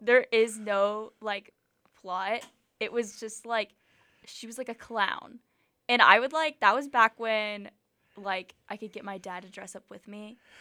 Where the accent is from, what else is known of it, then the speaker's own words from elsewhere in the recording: Atlanta, Georgia, United States; now in Auburn, United States; I'm from Atlanta